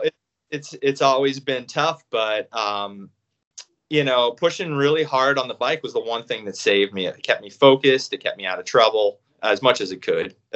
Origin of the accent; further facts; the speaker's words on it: Reading, Pennsylvania, United States; I grew up in Reading, Pennsylvania